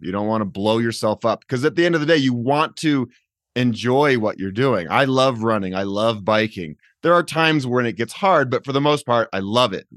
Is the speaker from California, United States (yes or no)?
no; Boulder, Colorado, United States; I grew up in Boulder and the weather is almost always awesome.